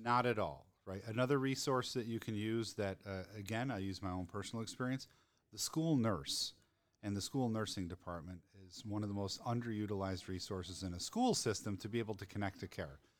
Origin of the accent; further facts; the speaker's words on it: Denver, Colorado, United States; my hometown.